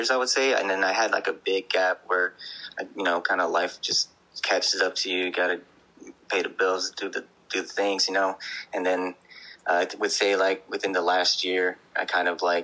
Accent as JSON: {"language": "English", "area": "Bay Area", "region": "California", "country": "United States", "said": "I'm from the Bay Area in California"}